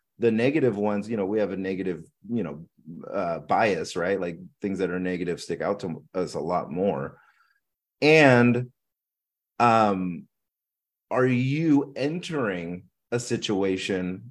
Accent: Philippines; I'm Filipino.

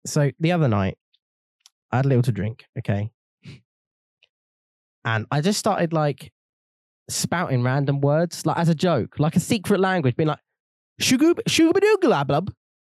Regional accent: United Kingdom

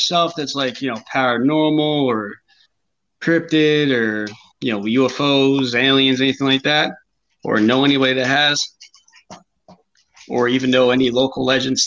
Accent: New Jersey, United States; now in North Carolina, United States; we grew up in New Jersey

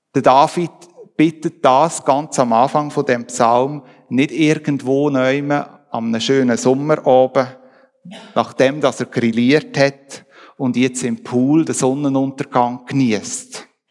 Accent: Switzerland; bei uns in der Schweiz

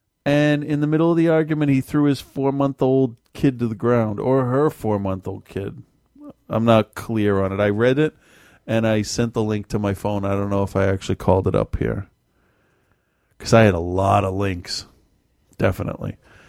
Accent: Malden, Massachusetts, United States; I grew up

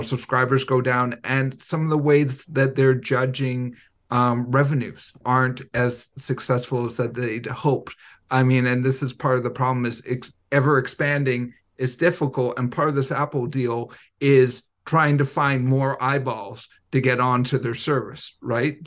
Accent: Vancouver, British Columbia, Canada; I'm from Vancouver

